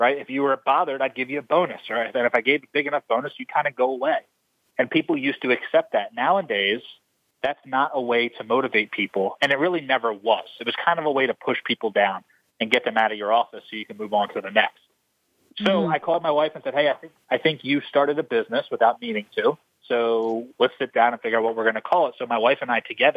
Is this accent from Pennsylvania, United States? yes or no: yes; Philadelphia, Pennsylvania, United States; I grew up in Philadelphia.